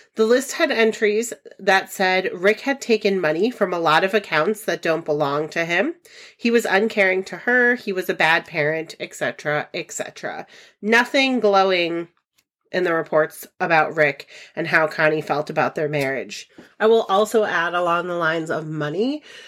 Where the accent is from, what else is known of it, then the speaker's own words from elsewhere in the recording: Ellington, Connecticut, United States; I am from Ellington, Connecticut